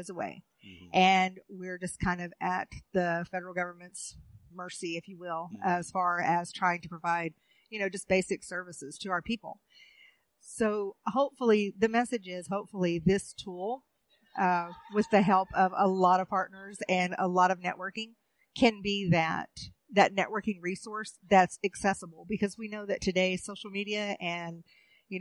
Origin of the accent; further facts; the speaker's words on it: Oklahoma, United States; moved away as an adult; also born or lived in Pine Ridge Reservation / Standing Rock; I'm originally from Oklahoma. I'm a citizen of the Muscogee Creek Nation